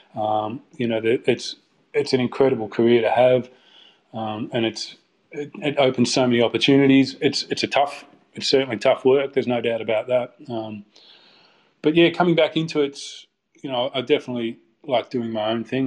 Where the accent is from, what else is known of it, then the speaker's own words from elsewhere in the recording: Melbourne, Victoria, Australia; moved away as an adult; also born or lived in London, United Kingdom / Liverpool, United Kingdom; I'm from Melbourne originally, but uh, moved, to, moved to London in 2005